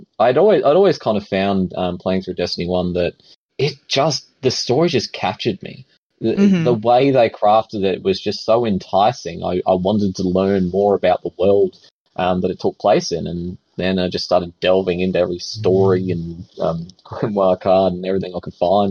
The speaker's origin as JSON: {"language": "English", "country": "Australia", "said": "We're Australian. It's part of the DNA."}